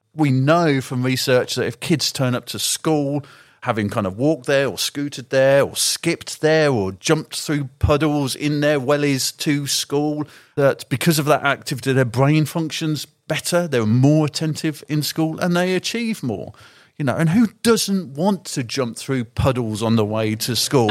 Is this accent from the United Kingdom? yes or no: yes; the Shires, England, United Kingdom; moved away as an adult; now in London, United Kingdom; I'm from the Shires